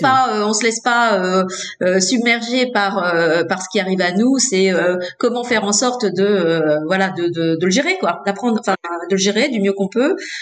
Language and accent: French; Hauts-de-France, France; je suis née dans les Hauts-de-France j'ai fait mes études dans les Hauts-de-France